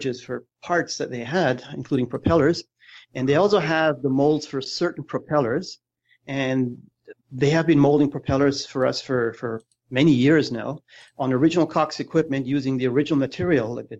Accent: Germany; moved away; I'm originally from Germany

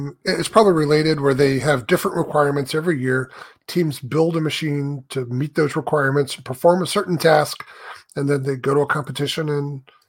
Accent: near Embry-Riddle, Florida, United States; I grew up not far from there, so I had all of my hometown connections

